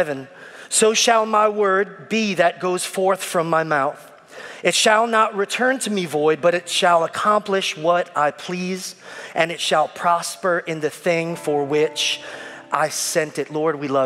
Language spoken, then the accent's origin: English; New York City, New York, United States; moved away as an adult; now in Richmond, United States; I'm an Italian Puerto Rican from Brooklyn